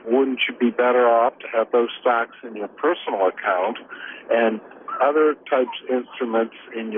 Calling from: Sacramento, California, United States; I'm calling from Sacramento.

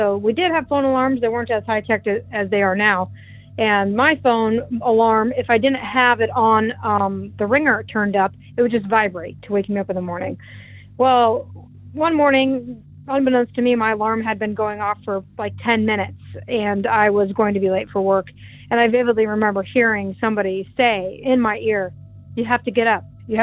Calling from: Iowa, United States; also born or lived in Des Moines, Iowa; I'm calling from Iowa.

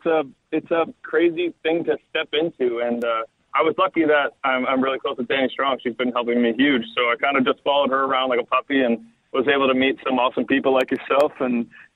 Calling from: Barrie, Ontario, Canada; I'm just north of Barrie.

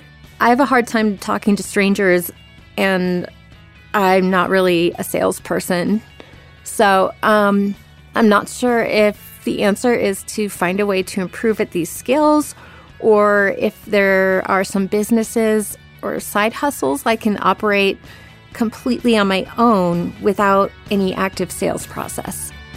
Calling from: Pittsburgh, Pennsylvania, United States; I'm calling from Pittsburgh.

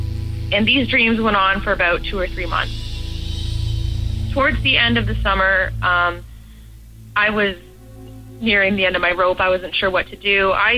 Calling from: Toronto, Ontario, Canada; I'm 23 years old, and I'm calling from Toronto, Canada.

